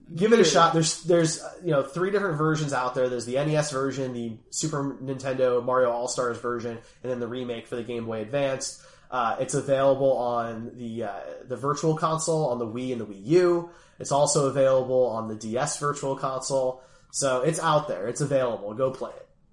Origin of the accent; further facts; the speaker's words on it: Philadelphia, Pennsylvania, United States; I'm from Philly